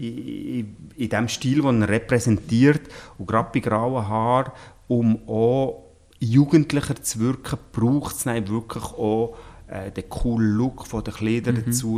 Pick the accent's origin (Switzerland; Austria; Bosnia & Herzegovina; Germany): Switzerland; ich bin am Coiffeurgeschäft aufgewachsen